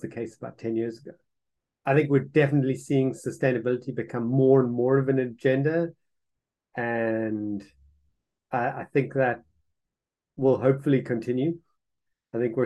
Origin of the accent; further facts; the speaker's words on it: South Africa; moved away; I'm originally from South Africa